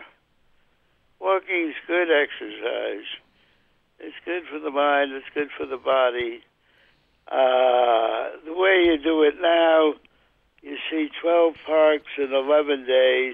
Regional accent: New York City, New York, United States; now in Wisconsin, United States; I grew up in the borough of the Bronx

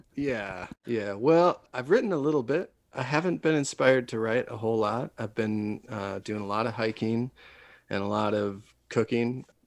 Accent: Wisconsin, United States; now in Denver, United States; I'm from Wisconsin originally, and way way back when I lived there

